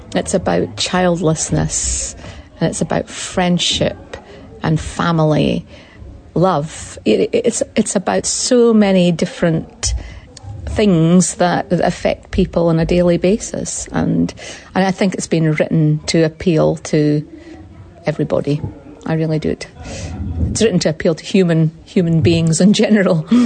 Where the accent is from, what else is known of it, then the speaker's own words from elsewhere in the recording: Scotland, United Kingdom; now in New Zealand; I'm a Scottish woman